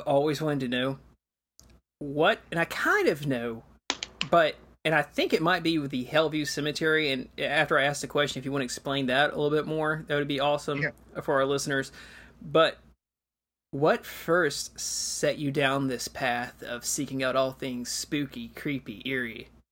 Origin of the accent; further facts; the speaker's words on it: Georgia, United States; I grew up in Georgia, and I remember the eighth grade year was always the state history year